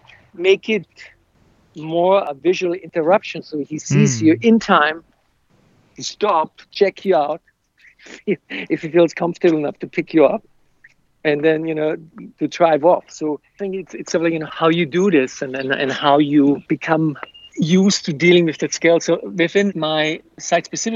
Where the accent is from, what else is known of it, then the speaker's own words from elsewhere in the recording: Austria; moved away as an adult; also born or lived in United States; I'm from Austria, in the country, so I'm very much aware of nature and landscape and the surroundings, even though the last 34 years I've lived in metropolitan cities